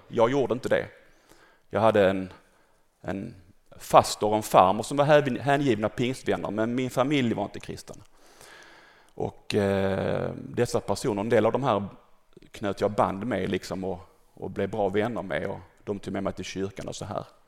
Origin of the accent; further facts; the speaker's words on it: Malmö, Skåne, Sweden; född och uppvuxen här i Malmö